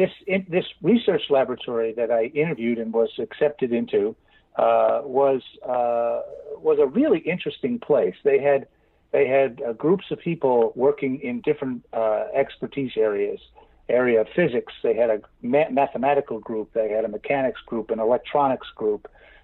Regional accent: Brooklyn, New York, United States; one of the great things about growing up in Brooklyn is that people, very high concentration of people

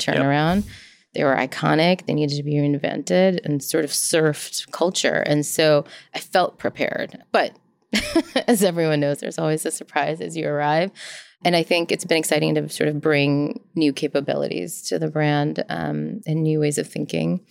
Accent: United States; I was born in the States.

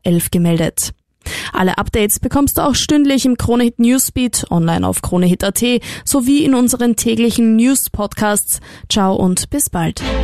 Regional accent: Austria

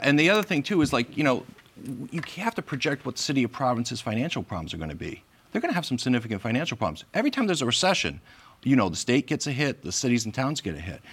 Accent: Massachusetts, United States; moved away as an adult; now in Rhode Island, United States; I grew up in Massachusetts. I came here about 30 years ago

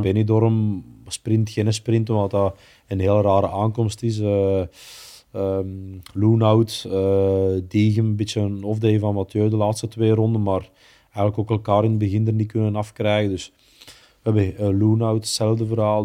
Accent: Belgium; we als Belgen

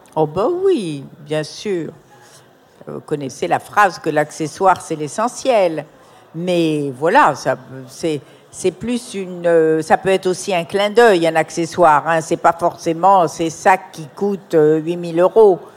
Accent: Morocco; dans mon enfance au Maroc

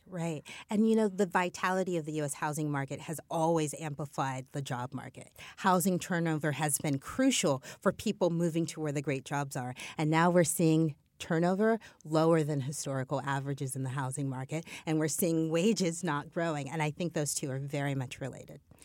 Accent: Midwest, United States; I'm a Midwesterner

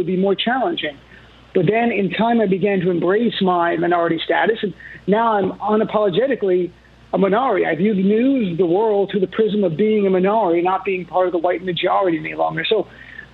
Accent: United States; the core of my being as an American

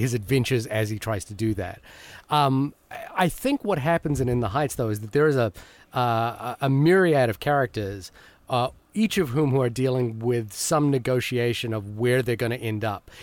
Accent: Fiji; I was born in Fiji

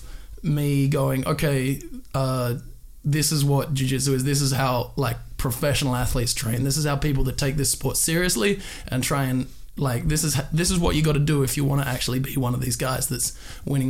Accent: Perth, Western Australia, Australia; moved away; So I'm from Perth, Western Australia. I started a training over there and trained there all the way through Purple Belt.

